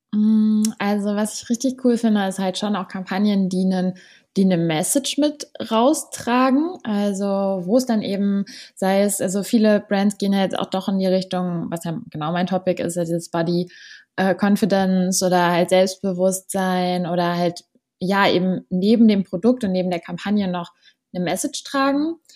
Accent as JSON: {"language": "German", "region": "Berlin", "country": "Germany", "said": "ich komme aus Berlin, 25 Jahre alt"}